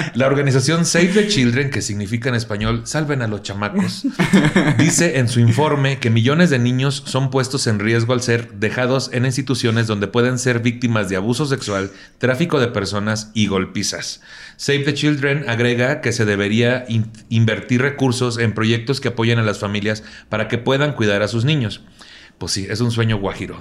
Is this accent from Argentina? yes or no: no; Mexico; así somos como mexicanos